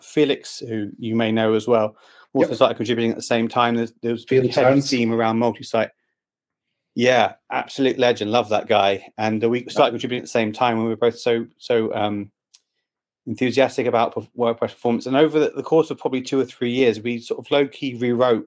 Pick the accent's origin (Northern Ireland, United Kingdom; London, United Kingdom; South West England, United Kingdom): London, United Kingdom; I'm from London, England, and I work for XWP